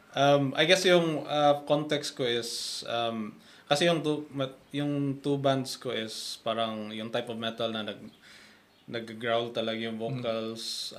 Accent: Cebu, Central Visayas, Philippines; moved away as an adult; now in Wellington, New Zealand; galing ako sa Cebu. Um, basically, I moved to New Zealand uh, back in 2016.

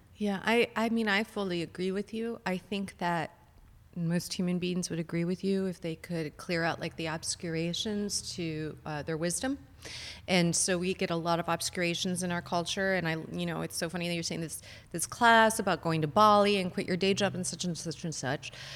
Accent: Chicago, Illinois, United States; moved away as an adult; I'm originally from Chicago

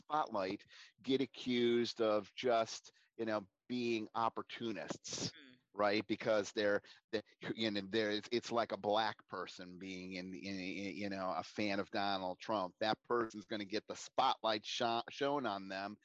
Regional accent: United States; also born or lived in Tampa, Florida; as an American

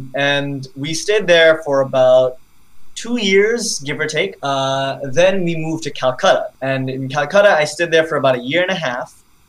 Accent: Bangladesh; also born or lived in New York; So, I was born in New York, and then I lived there for about a year, and then, as is the life of a diplomat, we moved to Bangladesh, which is actually my host country.

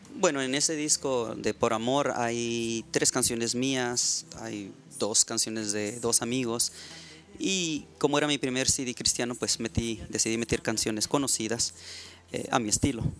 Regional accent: Ensenada, Baja California, Mexico; also born or lived in Tijuana; now in United States; soy mexicano nací en Tijuana, me crié en Ensenada y pues ya tengo acá en Estados Unidos, pues ahora sí que toda una vida, como unos 30 años

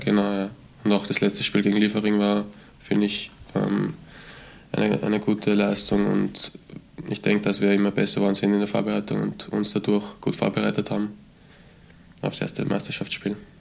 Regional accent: Götzendorf an der Leitha, Lower Austria, Austria; ich bin aus Niederösterreich, ähm, genau aus Götzendorf an der Leiter

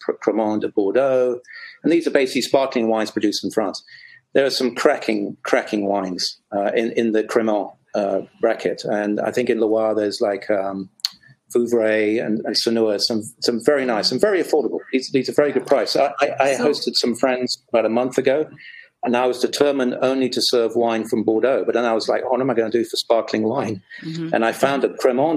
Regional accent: England, United Kingdom; as an Englishman

